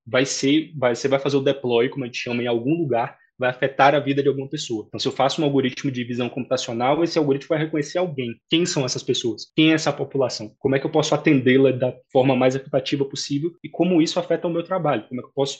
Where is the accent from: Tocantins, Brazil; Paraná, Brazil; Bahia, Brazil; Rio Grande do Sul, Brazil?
Bahia, Brazil; Salvador; now in São Paulo, Brazil; eu sou soteropolitano de nascimento